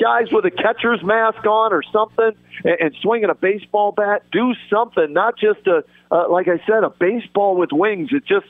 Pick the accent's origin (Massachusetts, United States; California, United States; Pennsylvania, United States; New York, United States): Pennsylvania, United States; Pittsburgh; now in Cleveland, United States; I grew up in Pittsburgh, okay, a Penguins fan. I cover the Monsters on TV here in Cleveland